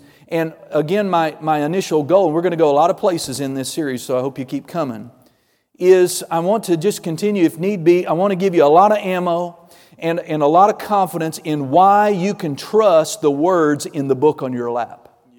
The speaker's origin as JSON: {"language": "English", "region": "Oklahoma", "country": "United States", "said": "I'm just a simple person. I'm … I'm a straight shooter."}